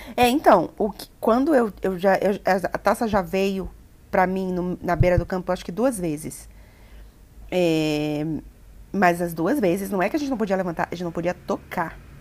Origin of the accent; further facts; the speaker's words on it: Bahia, Brazil; accent: baianês; quando eu estou muito, muito chateada, a minha voz é puro baianês